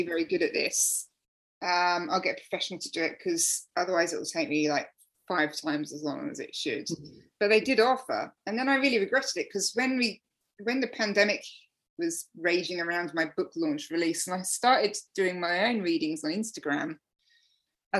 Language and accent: English; England, United Kingdom; now in Melbourne, Australia; I'm English